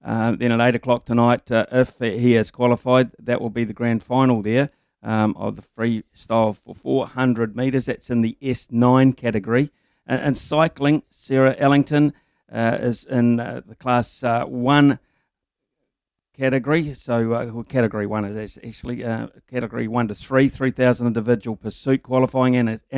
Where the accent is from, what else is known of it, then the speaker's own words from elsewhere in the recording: Lower Hutt, Wellington, New Zealand; before people assume I'm a Crusaders fan, I'm from the Hut, not Christchurch.